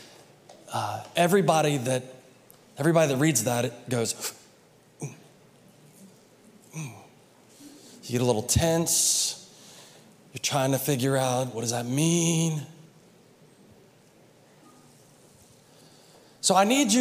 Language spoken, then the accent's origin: English; United States; we were raised in the United States